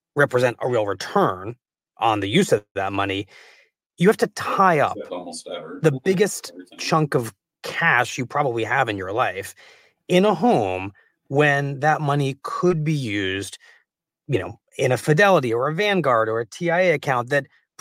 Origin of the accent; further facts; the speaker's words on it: New York, United States; I am a homeowner and I'm a New Yorker.